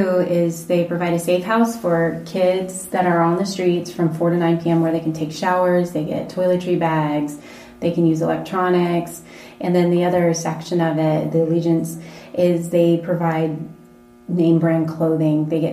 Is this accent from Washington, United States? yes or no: yes; Seattle, Washington, United States; now in Las Vegas, United States; I'm originally from Seattle